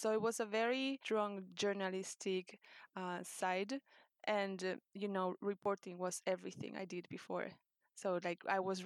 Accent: Santiago, Santiago Metropolitan Region, Chile; first language Spanish; English is a second language; moved away as an adult; also born or lived in Berlin, Germany; now in London, United Kingdom; Santiago de Chile, and I have been London-based since 2014

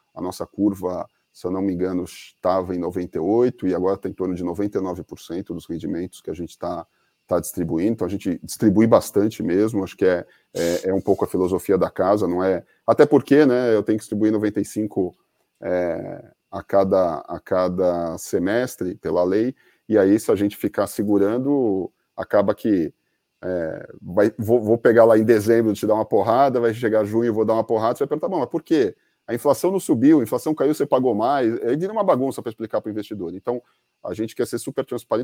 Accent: Brazil; a gente é brasileiro

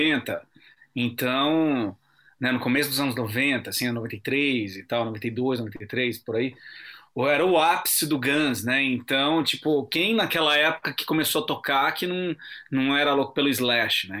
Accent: Bragança Paulista, São Paulo, Brazil; Eu sou de Bragança Paulista, uma cidade que fica a 70 quilômetros de São Paulo

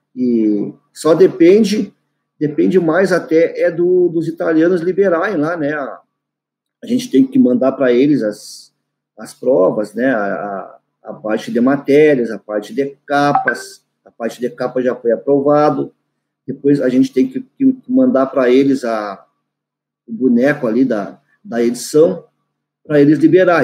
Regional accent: Cacequi, Rio Grande do Sul, Brazil; Saikan é o nome da minha localidade, onde eu nasci, onde eu, eu resido até hoje

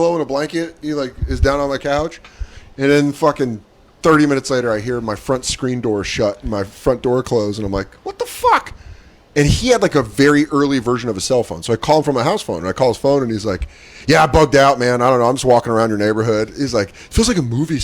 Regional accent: Aurora, United States; also born or lived in Tucson; I'm from Aurora

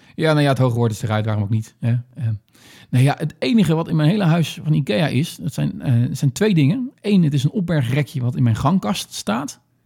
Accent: Netherlands; als echt een Nederlander

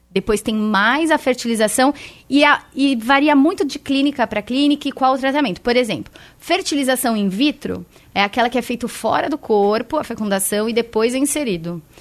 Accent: São Paulo, Brazil; Da Rádio Bandeirantes … eu sou de São Paulo.

